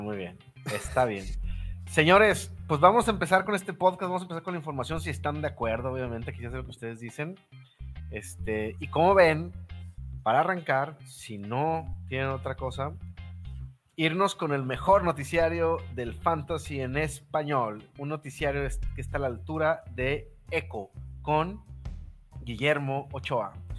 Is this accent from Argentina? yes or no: no; Mexico; como mexicanos